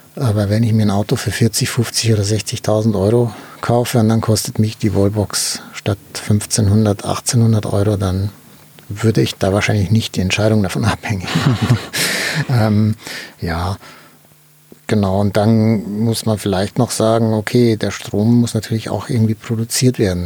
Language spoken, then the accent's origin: German; Germany; wir haben ja in Deutschland